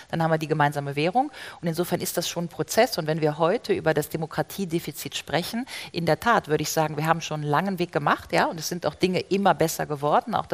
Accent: Rhineland, Germany; oder ich komme aus dem Rheinland, ja, Griffenbruch

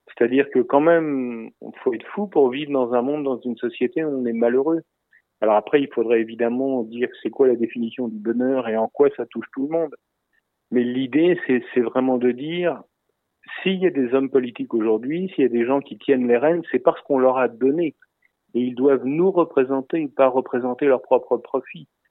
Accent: France; je parle moi en tant que Français en France

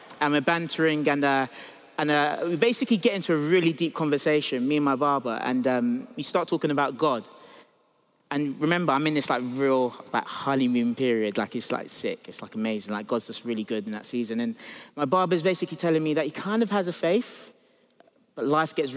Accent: United States; I grew up in the States

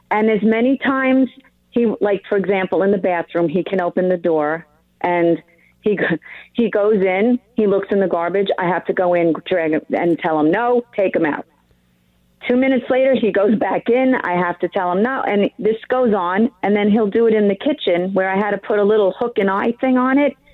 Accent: New York, United States; moved away; my hometown? Long Island.

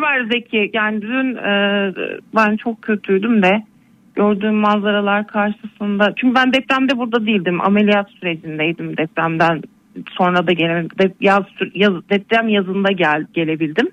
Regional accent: Elbistan, Kahramanmaraş, Turkey; moved away as an adult; also born or lived in Kütahya; Zaten memleketim ailemin yanına geldim onlara destek olmak adına. İyi. Elbistan'dayım şu

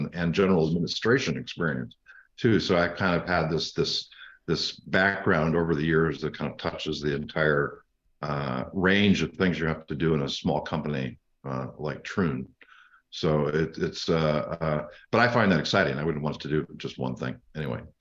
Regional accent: Illinois, United States; also born or lived in Wisconsin; now in Southern Oregon, United States; I grew up, uh, in the, on the border of, uh, Illinois and Wisconsin around dairy farms

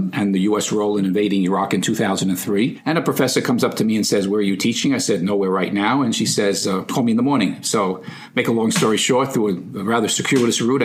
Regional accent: New York City, New York, United States; I'm from the Bronx

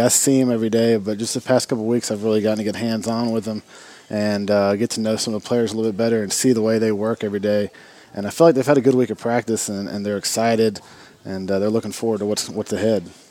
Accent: Hendersonville, Tennessee, United States; I was born and raised in the Hendersonville tradition

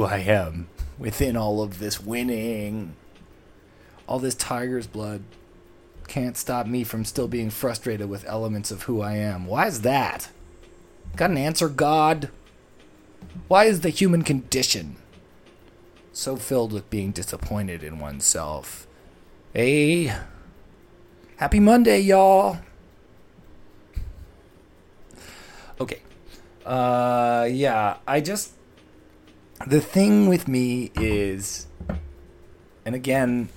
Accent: Toronto, Ontario, Canada; my hometown, Toronto, for as long as I've lived in it

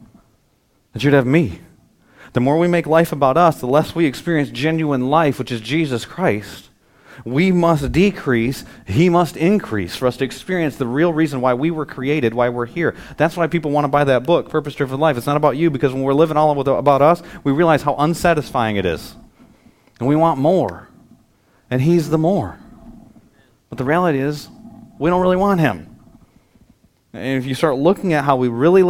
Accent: United States; as an American

